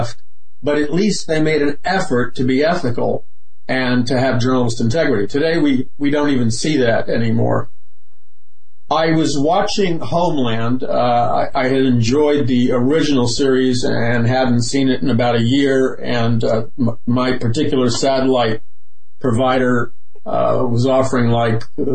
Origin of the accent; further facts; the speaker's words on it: New York City, New York, United States; growing up in New York City in an atheist family where everybody was liberal